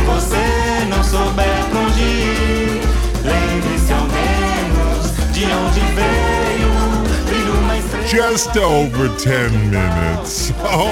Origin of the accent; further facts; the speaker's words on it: United States; I'm American too